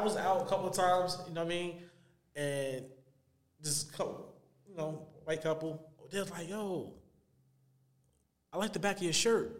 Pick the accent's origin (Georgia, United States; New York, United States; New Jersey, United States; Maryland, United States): New Jersey, United States; Elizabeth; in my hometown, Elizabeth.